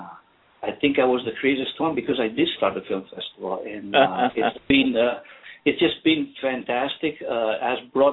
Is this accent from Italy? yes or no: yes; northern Italy, Italy; moved away as an adult; now in Illinois, United States; I was born and raised in a small town, northern Italy.